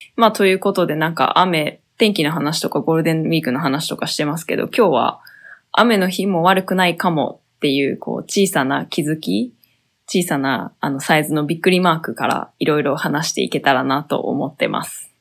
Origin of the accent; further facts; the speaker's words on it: southern Hyogo Prefecture, Japan; now in Kyoto, Japan; 私は、えー、兵庫県の、えー、南部出身なので、ほとんどね、雨が降らない気候で生まれ育ったんだよね